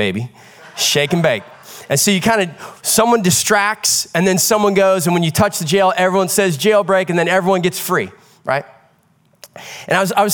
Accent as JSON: {"language": "English", "region": "Midwest", "country": "United States", "tie": "born or raised there", "said": "One of my greatest childhood memories growing up in the Midwest was summer nights outdoors"}